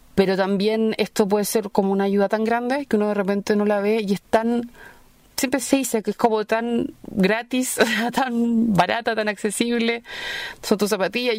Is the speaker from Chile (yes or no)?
yes; Chile; soy periodista chilena, vivo en Santiago